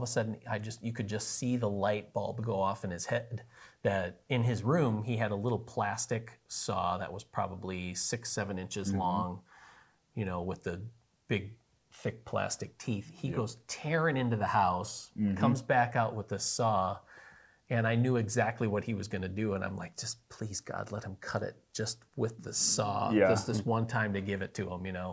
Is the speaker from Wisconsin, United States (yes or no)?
yes; Wisconsin, United States; I grew up in Wisconsin, which means I'm a Packer fan